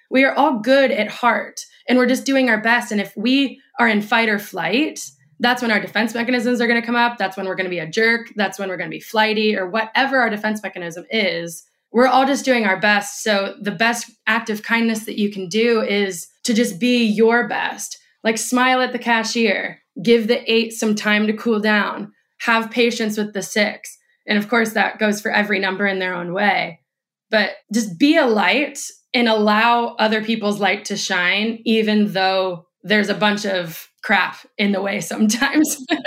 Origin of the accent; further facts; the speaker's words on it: Indiana, United States; moved away as an adult; now in Austin, United States; when I was working in politics in Indiana, my hometown